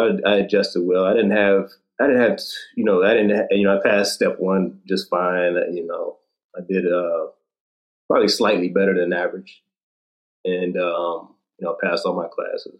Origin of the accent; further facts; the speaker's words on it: Detroit, Michigan, United States; also born or lived in Gaithersburg, Maryland; eventually got into Wayne State in my hometown of Detroit